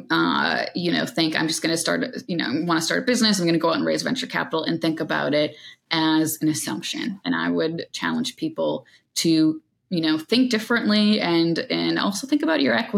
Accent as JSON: {"language": "English", "region": "New York", "country": "United States", "said": "as a New Yorker"}